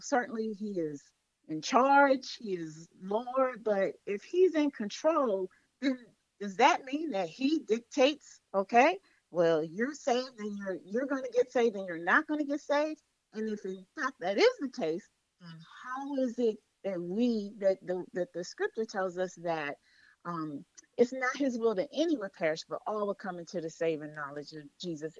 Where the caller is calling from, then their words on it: Accokeek, Maryland, United States; I'm calling from Accokeek, Maryland